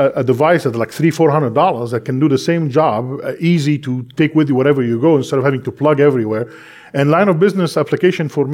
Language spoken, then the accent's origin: English; Egypt; moved away; because I speak Arabic, I was born in Egypt